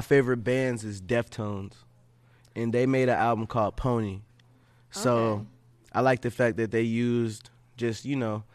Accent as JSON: {"language": "English", "region": "Ohio", "country": "United States", "moved": "yes", "lives_now": "Los Angeles, United States", "said": "I'm from Ohio."}